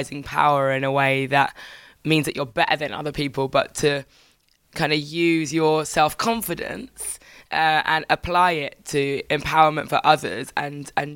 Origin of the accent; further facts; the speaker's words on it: Birmingham, West Midlands, United Kingdom; I was born in Birmingham